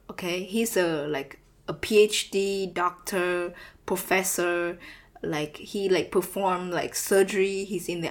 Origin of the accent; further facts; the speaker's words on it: Vietnam; I'm from Vietnam, you know, like hashtag that Asian culture